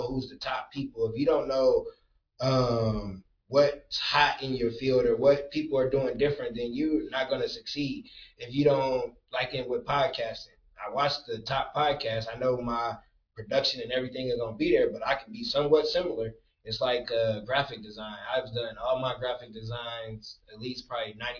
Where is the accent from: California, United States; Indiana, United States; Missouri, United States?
Indiana, United States; Michigan City; moved away as an adult; now in Indianapolis, United States; I'm from Michigan City